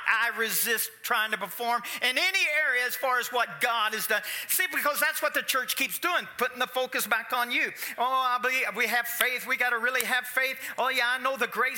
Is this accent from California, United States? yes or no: no; Louisville, Kentucky, United States; I'm from Louisville, Kentucky, which is a big boxing town